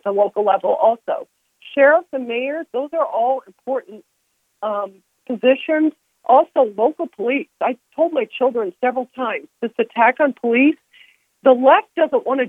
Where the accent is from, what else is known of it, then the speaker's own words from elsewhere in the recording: downstate Illinois, United States; I'm from the downstate